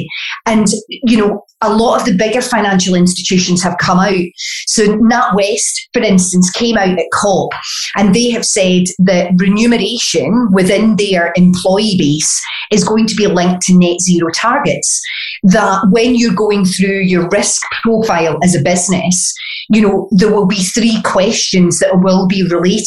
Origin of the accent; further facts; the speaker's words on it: Glasgow, Scotland, United Kingdom; accent: Glaswegian; my Glaswegian accent, being a native here